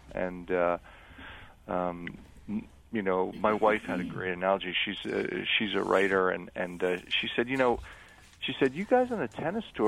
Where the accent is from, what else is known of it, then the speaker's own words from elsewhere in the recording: Eastern Long Island, New York, United States; I grew up on Eastern Long Island